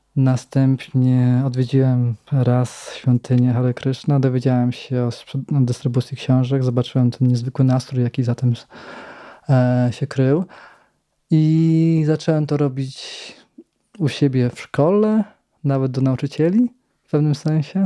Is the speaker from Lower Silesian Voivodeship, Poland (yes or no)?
yes; Radków, Lower Silesian Voivodeship, Poland; bo ja pochodzę z Radkowa